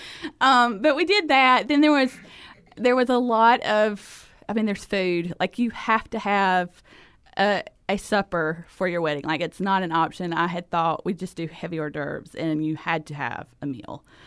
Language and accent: English; South Georgia, United States; accent: thick Southern; moved away as an adult; now in Honduras; I am from Georgia. I'm a South Georgia girl. Grew, grew up there, and so that is the reason for the accent